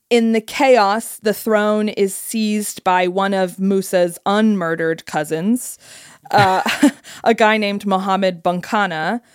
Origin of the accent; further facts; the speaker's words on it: United Kingdom; I'm British.